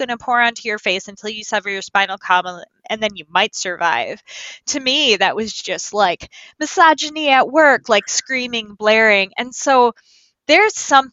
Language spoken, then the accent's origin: English; Midwest, United States; accent: Midwest; my Midwest accent